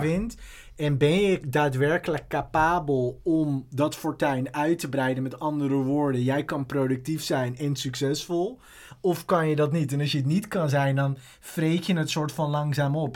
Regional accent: Amstelveen, North Holland, Netherlands; ik ben opgegroeid in Amstelveen.

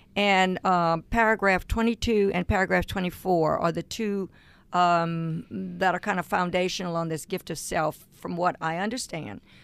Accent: Cajun, Louisiana, United States; I'm a Cajun

